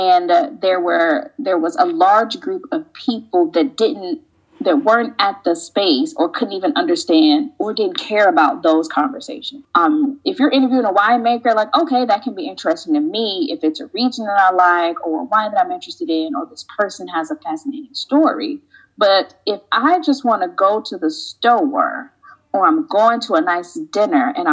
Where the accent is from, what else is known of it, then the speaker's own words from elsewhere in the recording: Chicago, Illinois, United States; moved away as an adult; now in Paris, France; I'm from Chicago